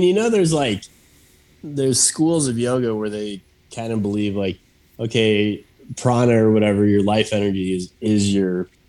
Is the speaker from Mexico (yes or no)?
yes; Mexico City, Mexico; born there; I was born in Mexico City, which I think at one point was like the most densely populated city or something